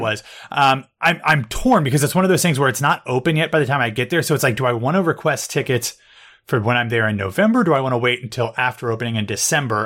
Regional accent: Columbus, United States; now in New York, United States; my hometown

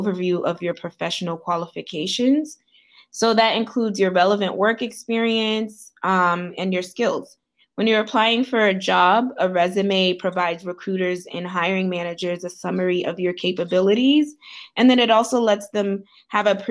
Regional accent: Boston, Massachusetts, United States; also born or lived in Haiti; I am from Boston, Massachusetts. I am Haitian by birth

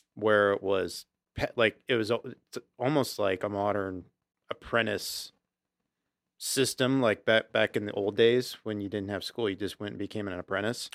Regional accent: Auburn, United States; we grew up in Auburn

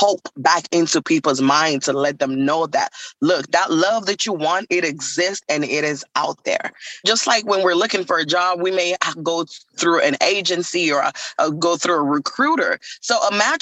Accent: Nigeria; I am from Nigeria

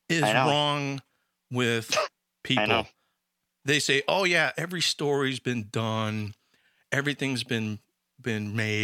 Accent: Chicago, Illinois, United States; Yeah, we're from Chicago.

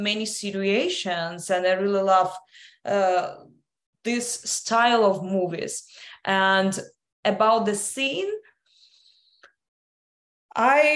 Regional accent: Russia; also born or lived in London; now in United States; I was born in Russia. I was educated in London. Then I moved to the United States.

